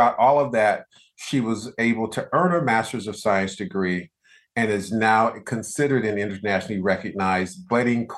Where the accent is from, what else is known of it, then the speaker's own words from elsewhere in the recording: Deep South, United States; I grew up in the Deep South